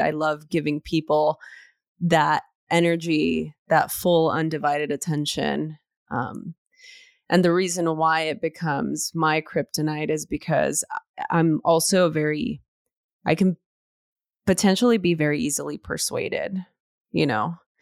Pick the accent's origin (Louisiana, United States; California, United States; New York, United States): California, United States; Los Angeles; growing up in East L